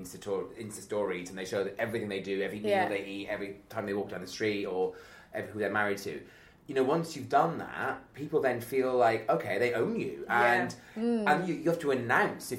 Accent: Wales, United Kingdom; moved away as an adult; now in London, United Kingdom; I'm not from here. I'm very proud of where I come from. I'm very proud to be Welsh.

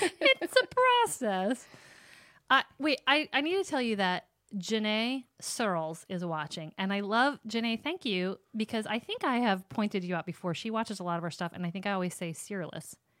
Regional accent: Sterling or Rock Falls, Illinois, United States; my hometown where you would say, like, you're from Sterling or Rock Falls

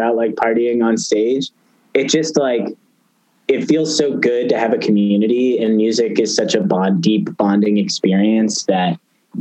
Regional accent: San Francisco Bay Area, California, United States; moved away as an adult; also born or lived in Boston; I grew up in the San Francisco Bay Area

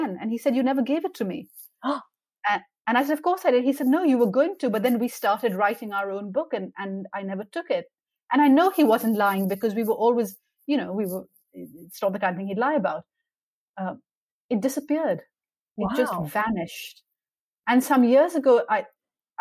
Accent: Pakistan; I grew up in Pakistan at a time when there was military dictatorship

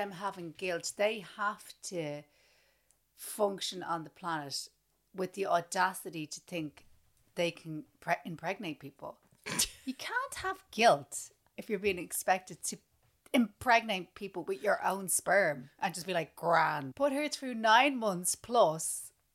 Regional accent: Ireland; growing up in Ireland

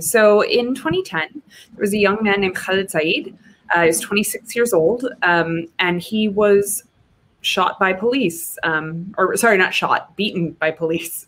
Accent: New Hampshire, United States; moved away; I'm from New Hampshire

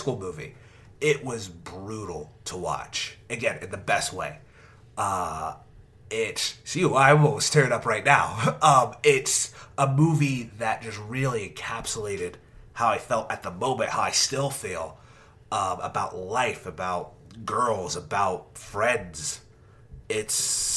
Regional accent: Irving, Texas, United States; my hometown of Irving, Texas

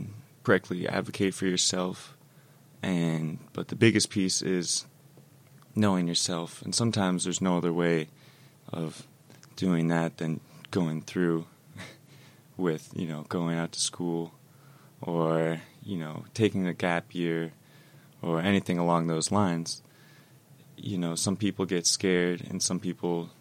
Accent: East Coast, United States; also born or lived in Denver, Colorado; I was born in Denver, Colorado, and moved to the East Coast when I was 4.

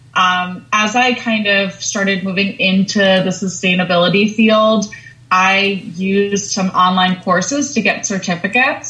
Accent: Long Island, New York, United States; growing up on Long Island, I grew up in a lot of nature

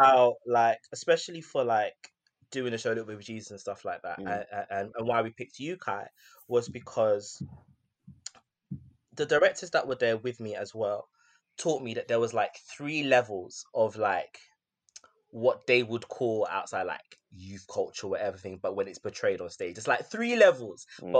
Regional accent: United Kingdom; about my culture, especially as a British Ghanaian, or all the different intersectional facets of me

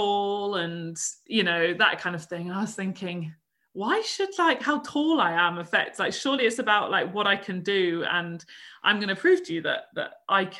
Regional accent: Devon, South West England, United Kingdom; I'm from Devon

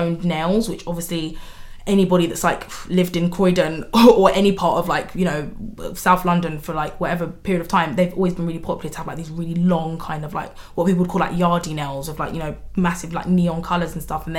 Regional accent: Nigeria; we're Nigerian

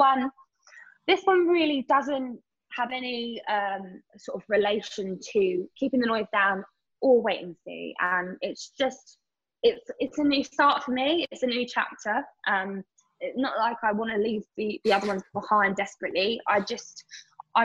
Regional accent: Essex, East of England, United Kingdom; especially as a young girl and especially growing up in Essex

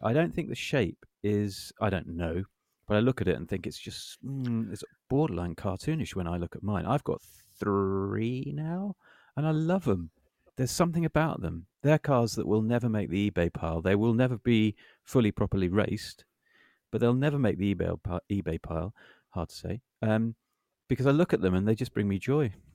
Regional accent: United Kingdom; we're British

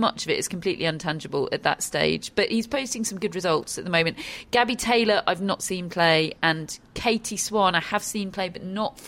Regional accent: United Kingdom; both British

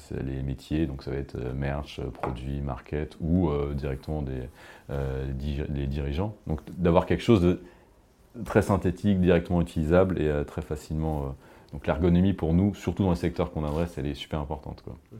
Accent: France; on est français

